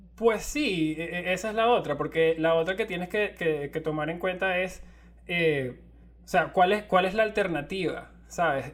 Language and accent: Spanish; Venezuela; somos de Venezuela